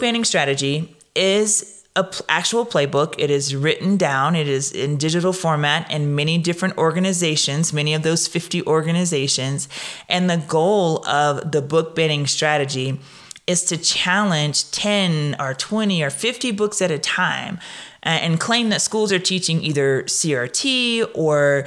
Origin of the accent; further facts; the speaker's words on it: Louisiana, United States; also born or lived in Williamson County, Tennessee; now in Tennessee, United States; I'm from Louisiana